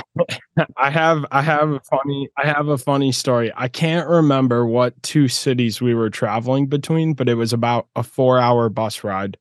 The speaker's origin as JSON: {"language": "English", "region": "Midwest", "country": "United States", "tie": "born or raised there", "moved": "yes", "lives_now": "Florida, United States", "said": "I grew up in the Midwest, so I definitely know what it's like to uh, to go through a harsh winter. But yeah, now I live in Florida"}